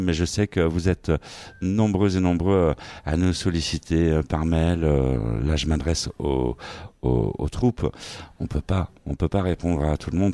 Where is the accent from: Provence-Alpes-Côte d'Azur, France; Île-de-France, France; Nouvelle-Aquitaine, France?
Île-de-France, France; Vitry-sur-Seine; c'est quand même ma ville natale